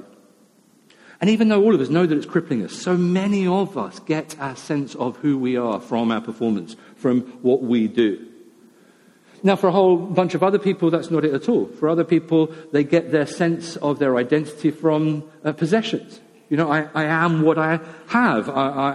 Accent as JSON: {"language": "English", "country": "United Kingdom", "said": "we're British"}